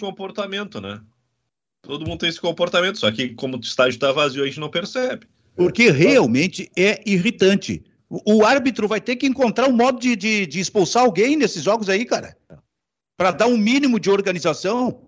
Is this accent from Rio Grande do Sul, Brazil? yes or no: yes; Osório, Rio Grande do Sul, Brazil; nós somos da mesma, da, da mesma cidade, Osório